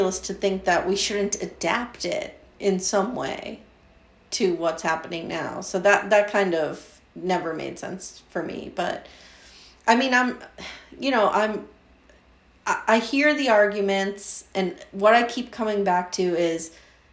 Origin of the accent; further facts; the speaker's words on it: Pennsylvania, United States; I grew up in Pennsylvania. I live in Pennsylvania.